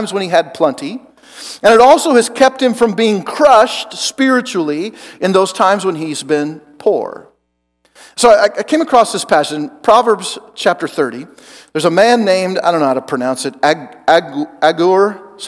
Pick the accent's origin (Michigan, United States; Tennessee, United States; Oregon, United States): Oregon, United States; moved away as an adult; also born or lived in Joplin, Missouri; I'm from Oregon and I went to college in Joplin, Missouri.